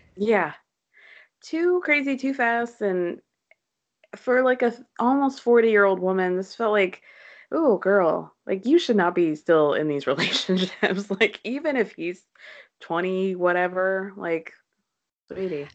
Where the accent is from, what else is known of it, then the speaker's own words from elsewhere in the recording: New York, United States; as a New Yorker